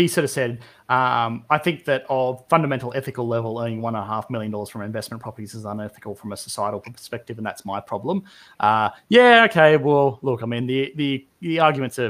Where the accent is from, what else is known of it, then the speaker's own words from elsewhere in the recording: Australia; I'm Australian